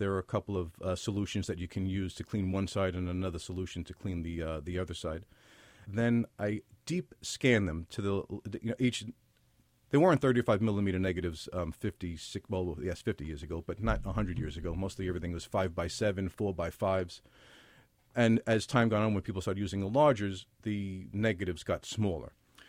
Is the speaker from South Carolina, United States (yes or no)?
no; Brooklyn, New York, United States; also born or lived in Little Neck, Queens, United States; Grew up in Williamsburg, Brooklyn, and parts of Queens, Little Neck mostly.